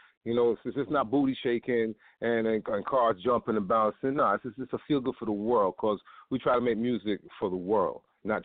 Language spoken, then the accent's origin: English; New York City, New York, United States; I grew up in Brooklyn in the East 90s, where all the Jamaicans come from, you know.